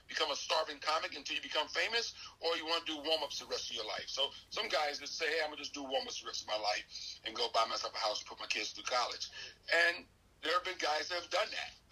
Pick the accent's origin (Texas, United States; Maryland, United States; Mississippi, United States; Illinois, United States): Maryland, United States; Washington DC area; born or raised there; moved away; also born or lived in Los Angeles, California